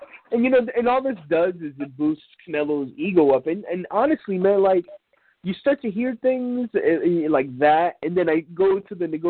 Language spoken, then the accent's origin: English; United States; Like, we're American.